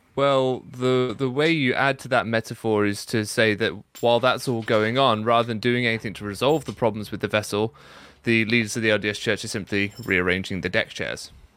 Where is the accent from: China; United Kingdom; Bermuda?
United Kingdom; I'm already British.